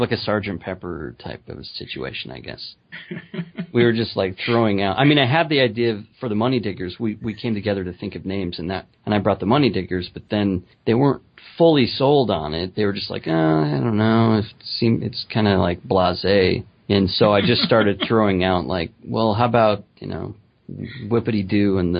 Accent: Utah, United States; also born or lived in Maryland; I grew up in Utah

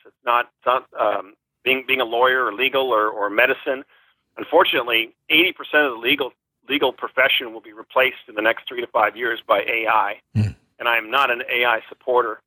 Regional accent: Newport Beach, California, United States; moved away as an adult; also born or lived in Wellesley, Massachusetts; now in San Diego, United States; I grew up in Newport Beach, California

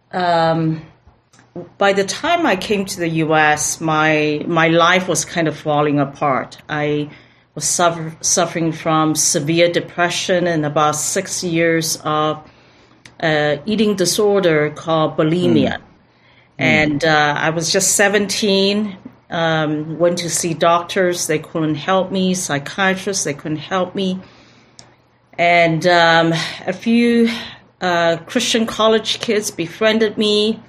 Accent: Mbabane, Hhohho, Eswatini; also born or lived in Taiwan / Philippines; But I was born in Taiwan, so I'm Taiwanese, and my father was a diplomat for Taiwan, so I grew up in the nations. As a little kid, was in Philippines, but had most of my primary school education in Mbabane, Swaziland, which is now Eswatini.

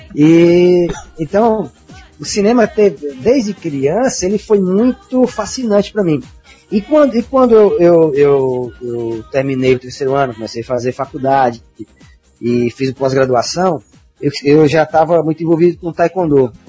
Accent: Senador Pompeu, Ceará, Brazil; moved away; also born or lived in Fortaleza; E estudei minha infância no interior chamado Senador Pompeu

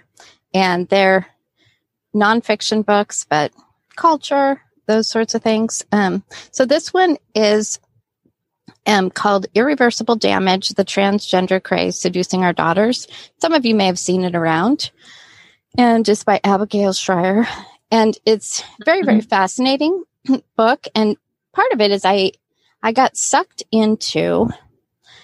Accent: Southern California, United States; also born or lived in Florida; I grew up in Southern California, but we spent 3 years in Florida when I was a teenager

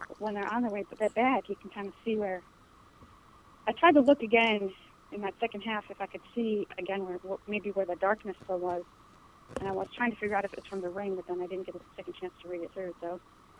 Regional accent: Cleveland, Ohio, United States; now in Durham, United States; But, you know, I'm from Cleveland

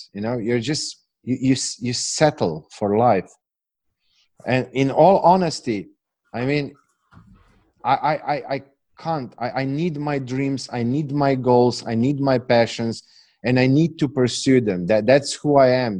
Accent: Slovenia; English is a second language; I know I'm from Eastern Europe. I know that I have this accent

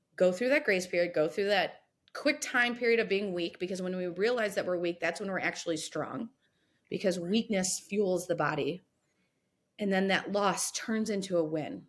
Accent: Sylvania, Ohio, United States; I grew up here in a little suburb called Sylvania

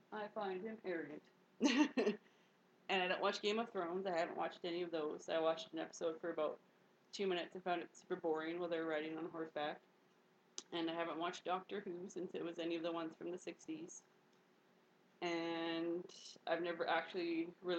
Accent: Canada; I'm just a Canadian

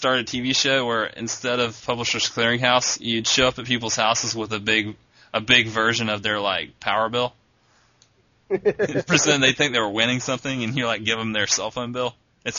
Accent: South Carolina, United States; I'm from South Carolina.

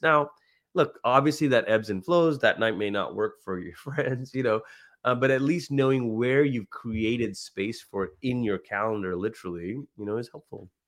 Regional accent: Malaysia; also born or lived in Oklahoma; now in United States; growing up in Malaysia, so I'm a first generation immigrant

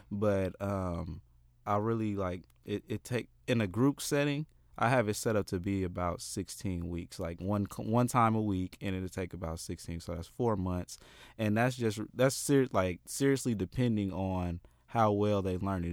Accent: Oakland, California, United States; also born or lived in Richmond, California; I'm, I'm from Oakland

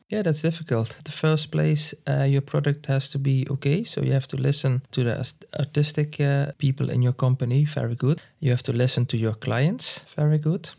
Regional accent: Landgraaf, Limburg, Netherlands; accent: Limburg dialect; English is a second language; also born or lived in Schinnen, Netherlands / Tilburg, Netherlands; I'm actually from uh, Landgraaf

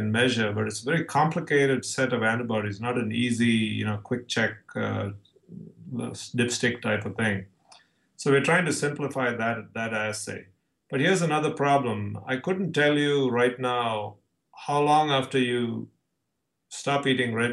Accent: India; now in San Diego, United States; I'm from India, but I'm actually born and raised as a Orthodox

